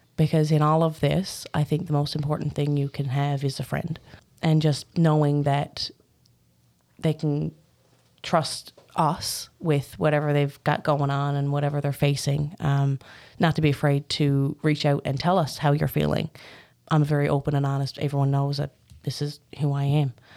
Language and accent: English; Newfoundland and Labrador, Canada; I grew up in Birch Bay, Newfoundland.